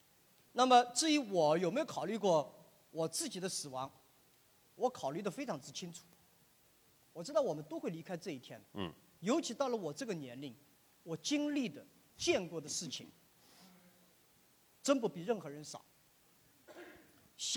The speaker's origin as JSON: {"language": "Chinese", "country": "China", "said": "但是我是一个中国人，我对儒释道，我从儒释道思想里面学到了很多这些创新。"}